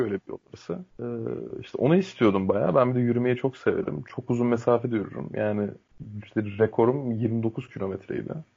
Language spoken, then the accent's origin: Turkish; Turkey; Türk Türk'üm